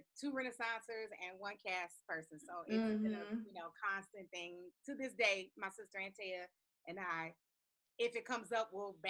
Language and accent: English; Detroit, Michigan, United States; also born or lived in Kentucky / New York; now in Palisades Park, United States; I'm originally from Detroit, born and raised on the west side. Between Southfield and Evergreen, 6 and 7, like a little grid.